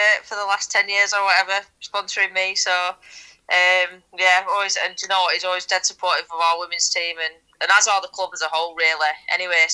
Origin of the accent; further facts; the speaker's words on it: England, United Kingdom; being proudly English and wearing that England shirt for so many years